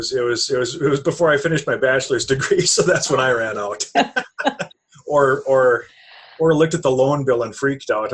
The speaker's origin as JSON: {"language": "English", "town": "Maddock", "region": "North Dakota", "country": "United States", "tie": "born or raised there", "also_born_or_lived": "Rugby, North Dakota"}